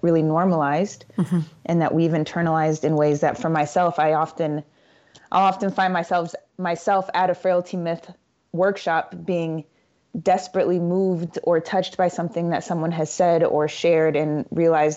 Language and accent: English; Indiana, United States; I grew up in Indiana and in a relatively big family